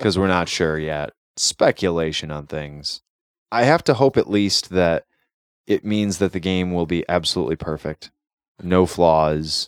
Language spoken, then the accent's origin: English; United States